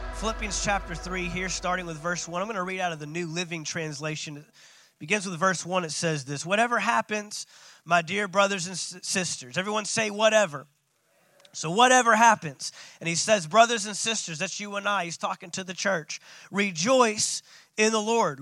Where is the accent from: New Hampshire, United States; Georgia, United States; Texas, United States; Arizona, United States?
Texas, United States; Dallas; I'm from Dallas